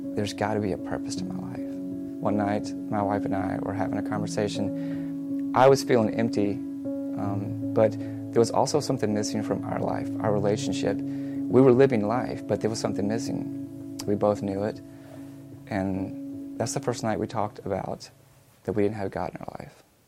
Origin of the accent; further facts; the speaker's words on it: Montgomery, Alabama, United States; I grew up in Montgomery